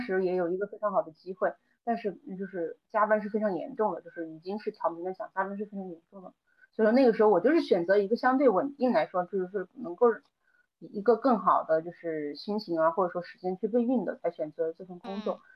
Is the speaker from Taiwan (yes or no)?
no; Changde, Hunan, China; also born or lived in Hangzhou; now in Changsha, China; 现在是在长沙定居，但是我又是在，呃，湖南的某一个就是长，就市里面长大的，所以说也不算土生土长的长沙人